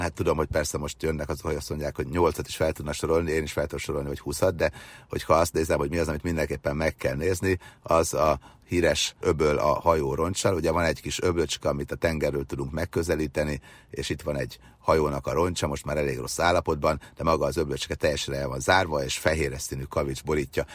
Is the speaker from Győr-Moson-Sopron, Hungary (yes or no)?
yes; Győr-Moson-Sopron, Hungary; a bucsukban szocializálódtam annak idején gyerekkorom vagy Őrsopron, Moson megyében, akkor még csak Győrsopron megye volt